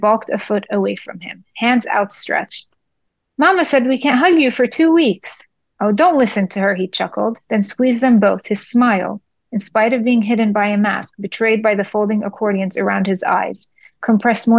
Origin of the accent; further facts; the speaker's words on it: Jerusalem, Palestine; moved away; I may have been an Israeli citizen on paper, but I was Palestinian by blood and birth